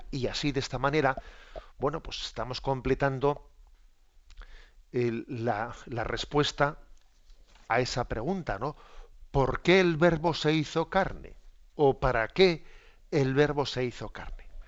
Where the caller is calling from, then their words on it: Pontevedra, Galicia, Spain; Hola, buenos días, monseñor. … de Pontevedra.